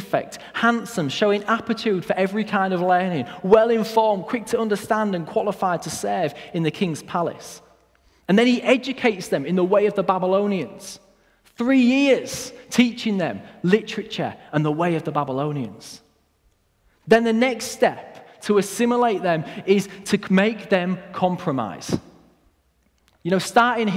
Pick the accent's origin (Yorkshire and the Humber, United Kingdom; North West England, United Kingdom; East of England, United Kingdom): Yorkshire and the Humber, United Kingdom; Hull; My family moved to Hull when I was very young